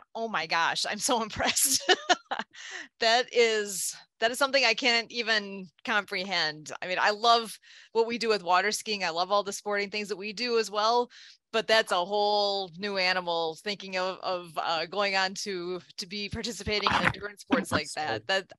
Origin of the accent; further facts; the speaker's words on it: Rice Lake, Wisconsin, United States; I'm originally from Rice Lake, Wisconsin, which is about equal with the Twin Cities.